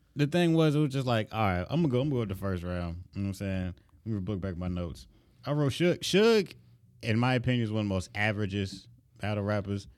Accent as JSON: {"language": "English", "region": "Florida", "country": "United States", "said": "I'm from Florida"}